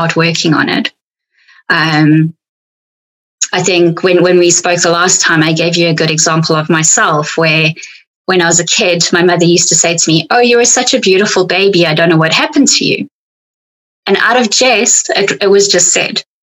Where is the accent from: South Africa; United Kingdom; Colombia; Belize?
South Africa; accent: South African; my South African accent